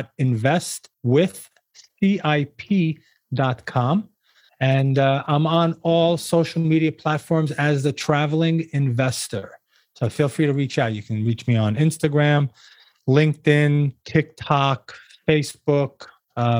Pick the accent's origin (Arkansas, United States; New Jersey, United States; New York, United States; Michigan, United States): New York, United States; moved away as an adult; now in Florida, United States; being a New Yorker at birth and at heart